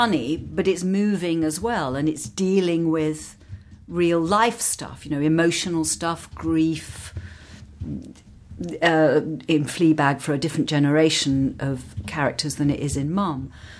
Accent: London, United Kingdom; because I grew up in London and worked in London and this was where everything for me was happening.

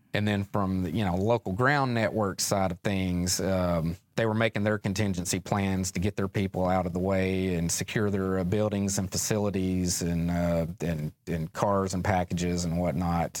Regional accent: West Memphis, Arkansas, United States; I grew up just outside of West Memphis, Arkansas

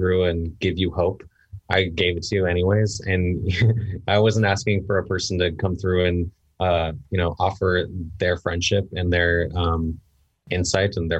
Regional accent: Livermore, California, United States; also born or lived in San Francisco / Sacramento; I was born in San Francisco by coincidence. I grew up in Livermore across the bay

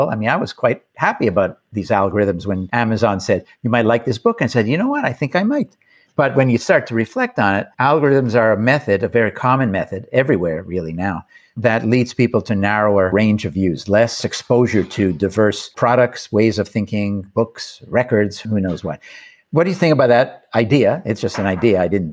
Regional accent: Canada; I'm from Canada

